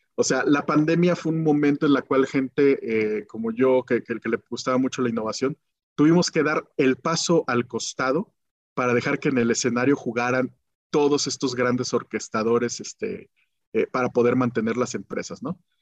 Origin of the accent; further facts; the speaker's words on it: Guanajuato, Mexico; moved away as an adult; also born or lived in Mexico City; nací en Guanajuato, de, de, papás contadores, comerciantes